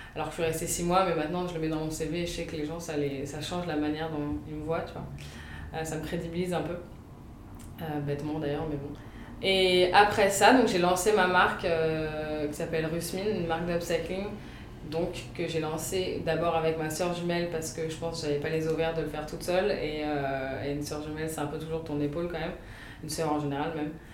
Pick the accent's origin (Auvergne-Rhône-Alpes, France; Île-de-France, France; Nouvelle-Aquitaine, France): Île-de-France, France; Paris; also born or lived in London; j'habite à Paris, je suis née à Paris, j'ai habité 5 ans à Londres